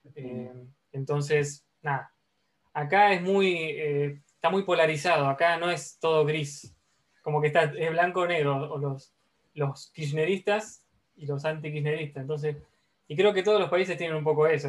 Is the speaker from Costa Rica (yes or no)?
no; Argentina; soy argentino